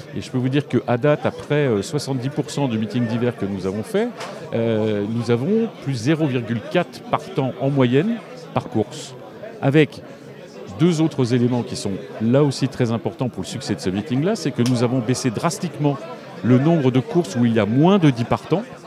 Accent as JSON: {"language": "French", "area": "la Manche", "region": "Normandy", "country": "France", "tie": "born or raised there", "said": "ma région natale"}